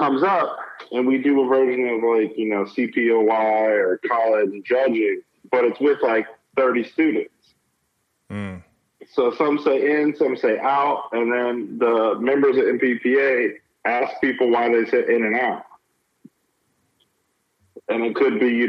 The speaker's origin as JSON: {"language": "English", "town": "St. Louis", "region": "Missouri", "country": "United States", "tie": "born or raised there", "also_born_or_lived": "Western Kentucky", "moved": "as an adult", "lives_now": "Tulsa, United States", "said": "originally, I grew up in St. Louis, Missouri"}